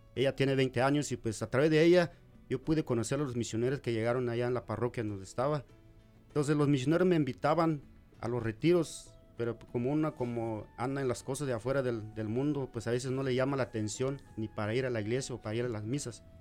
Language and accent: Spanish; Guatemala; also born or lived in Delaware / Washington; now in Omaha, United States; de Guatemala